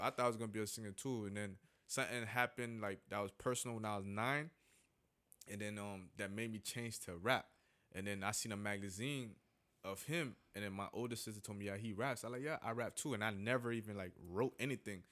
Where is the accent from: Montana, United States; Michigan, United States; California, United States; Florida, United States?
Florida, United States; Miami; Miami later. You know that's my hometown